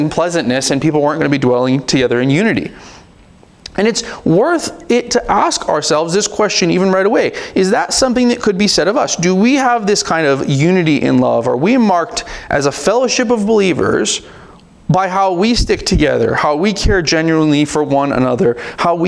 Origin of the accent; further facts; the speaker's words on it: United States; we're American, and we don't really like people telling us what to do around here